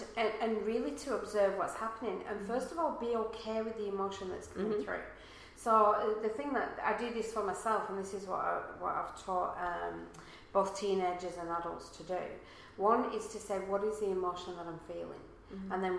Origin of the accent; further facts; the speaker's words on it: England, United Kingdom; now in Australia; if you haven't noticed from the accent, I'm not from around here. So therefore, you know, I'm not from Australia. Most of my family are back in England.